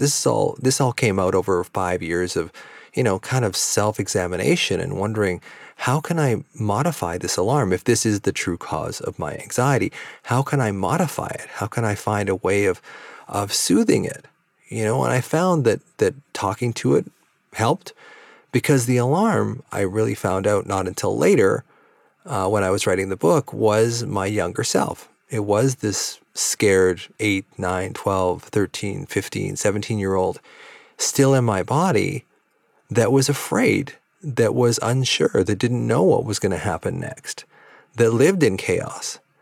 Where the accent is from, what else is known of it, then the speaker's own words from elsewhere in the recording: Victoria, British Columbia, Canada; also born or lived in Vancouver; my hometown of Victoria that I live in now